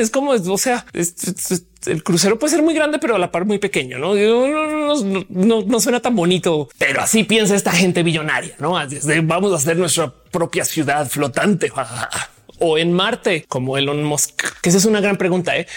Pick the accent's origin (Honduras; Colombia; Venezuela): Colombia; now in Mexico; como colombiana que vino a México